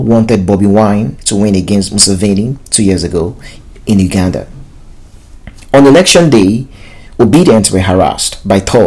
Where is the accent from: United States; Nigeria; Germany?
Nigeria; As a Nigerian